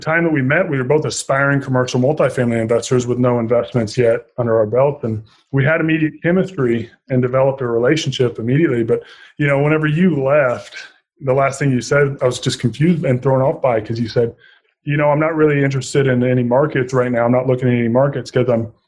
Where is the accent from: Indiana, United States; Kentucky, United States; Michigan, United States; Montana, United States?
Indiana, United States; Southern; moved away as an adult; I was born and raised in Southern Indiana, and I'm very fond of my people back home and very proud Hoosier